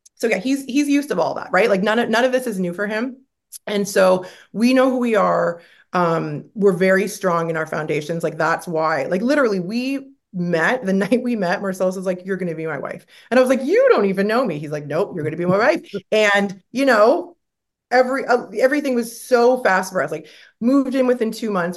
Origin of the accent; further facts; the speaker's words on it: Canada; moved away; I'm from Canada. We like everything to be bubbles and roses and happy